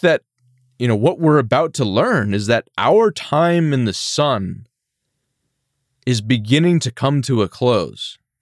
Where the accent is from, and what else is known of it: United States